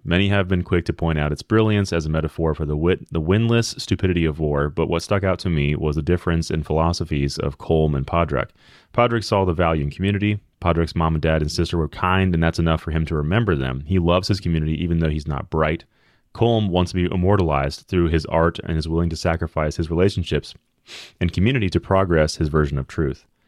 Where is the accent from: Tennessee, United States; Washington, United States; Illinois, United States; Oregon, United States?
Tennessee, United States; Memphis; I'm from Memphis